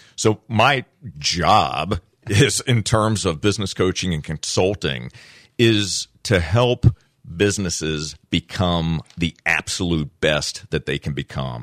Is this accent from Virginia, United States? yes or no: yes; Virginia, United States; I grew up in Virginia